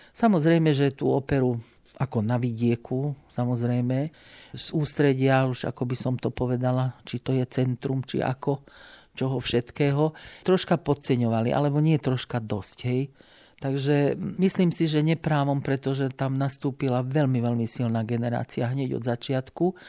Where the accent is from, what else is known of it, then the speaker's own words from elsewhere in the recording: Lučenec, Banská Bystrica Region, Slovakia; moved away as an adult; now in Banská Bystrica, Slovakia; do Banskej Bystrice som prišla z Lučenca, kde som teda vyrastala, v roku 1969 na pedagogickú fakultu